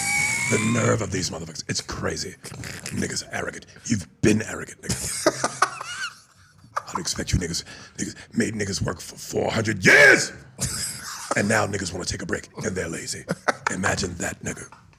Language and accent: English; New York, United States; I'm from New York.